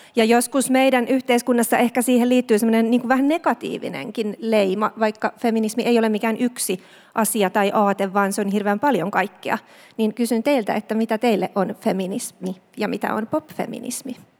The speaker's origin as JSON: {"language": "Finnish", "town": "Turku", "region": "Southwest Finland", "country": "Finland", "said": "mä oon tällainen turkulainen kulttuurin ja kaunokirjallisuuden sekatyöläinen"}